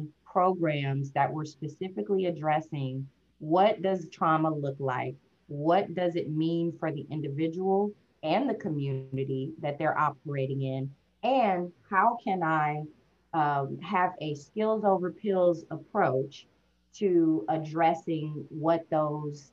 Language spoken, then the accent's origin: English; St. Louis, Missouri, United States; I'm from St. Louis. I was a kid in those same streets